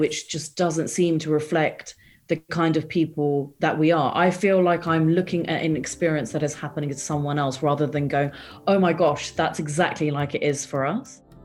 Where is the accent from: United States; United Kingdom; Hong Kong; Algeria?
United Kingdom; England; also born or lived in India; So I was born in England. And then when I was about seven years old, my parents decided that it would be a really good idea to relocate back to India